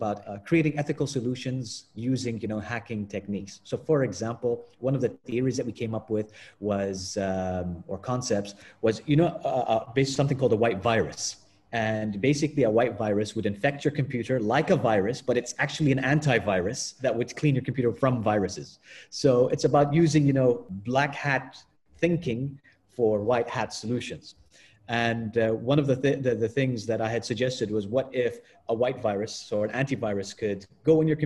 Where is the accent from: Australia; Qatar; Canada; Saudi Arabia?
Qatar; where are you from? And I'd say Qatar.